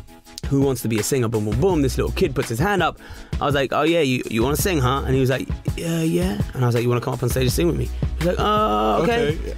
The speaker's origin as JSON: {"language": "English", "town": "Hounslow", "region": "London", "country": "United Kingdom", "said": "Just imagine, I come out from Hounslow."}